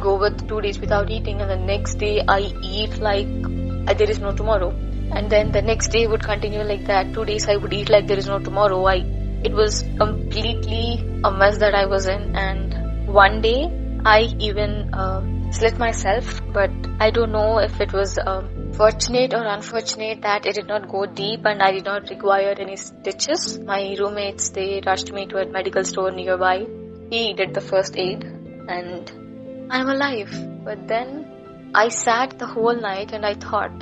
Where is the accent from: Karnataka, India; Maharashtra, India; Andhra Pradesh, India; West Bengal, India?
Andhra Pradesh, India; I am from Andhra Pradesh